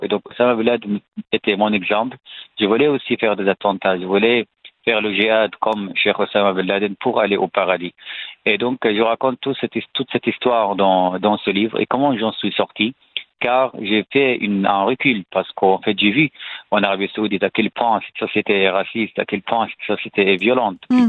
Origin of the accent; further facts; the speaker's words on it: Syria; French is a second language; moved away as an adult; now in France; je suis né en Syrie, dans une famille salafiste